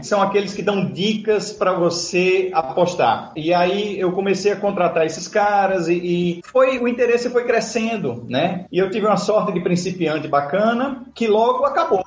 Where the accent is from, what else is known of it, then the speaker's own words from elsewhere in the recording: Natal, Rio Grande do Norte, Brazil; Eu sou de Natal, Rio Grande do Norte